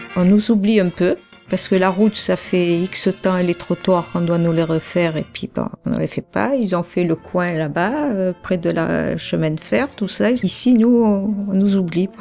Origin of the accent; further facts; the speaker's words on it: Algeria; also born or lived in Marseille / Martignas / Bordeaux; now in Le Bouscat, France; Je suis originaire d'Algérie